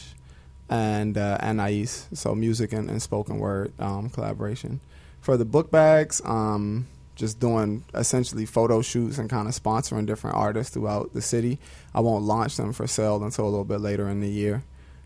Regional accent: Maryland, United States; moved away; I'm from Maryland originally.

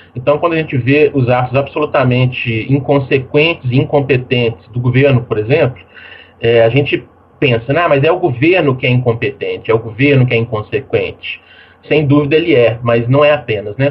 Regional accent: Brazil; como todos nós, né, que nascemos no Brasil

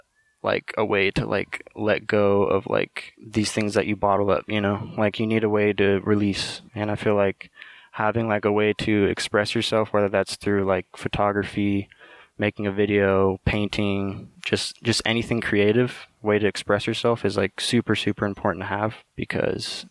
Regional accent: Napa, California, United States; I grew up in Napa my whole life.

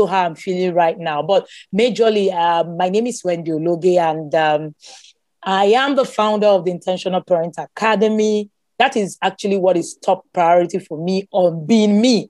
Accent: Nigeria; I am Nigerian.

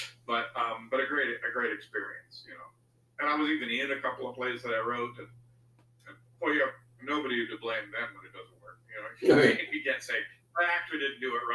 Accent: D.C., District of Columbia, United States; I grew up outside of Washington, D.C.

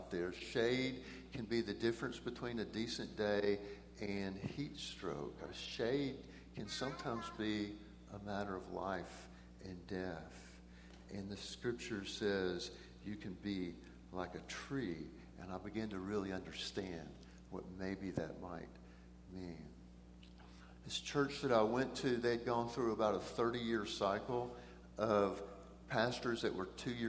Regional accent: Brazos River Valley, Texas, United States; also born or lived in Eldorado, Texas; I grew up in the Brazos River Valley

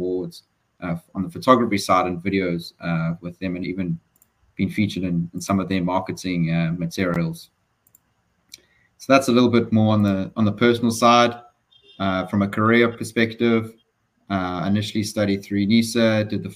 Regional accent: Durban, KwaZulu-Natal, South Africa; moved away as an adult; now in United States; I was born in Durban, KZN. As a true Durbanite, I love the outdoors, I love the weather. Fortunately, I didn't have to go very far from where I grew up

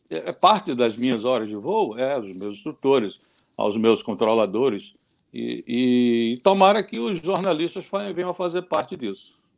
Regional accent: Recife, Pernambuco, Brazil; eu saí de Recife, eu sou de Recife.

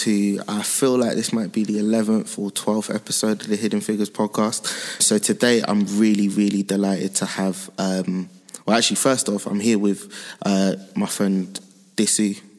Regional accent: London, United Kingdom; when I was born, I lived in East Dulwich, which is like... I count as Peckham personally, but it's like it's all the same area.

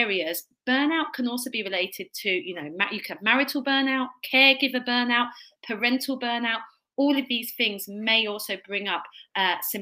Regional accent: Kent, South East England, United Kingdom; accent: Kent; my Kent accent

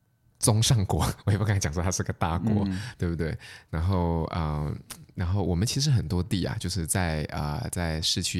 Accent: Australia; 我身为一个澳洲人是效忠女王

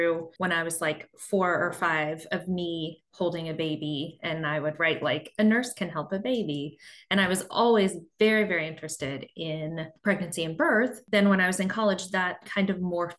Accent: Midwest, United States; moved away as an adult; also born or lived in Nashville, Tennessee; now in Pennsylvania, United States; we are both from the Midwest

